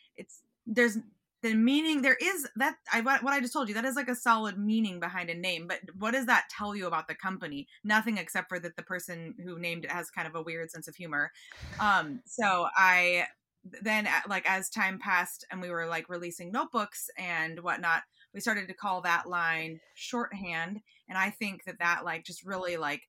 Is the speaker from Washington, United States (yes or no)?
yes; Seattle, Washington, United States; now in Los Angeles, United States; I'm from Seattle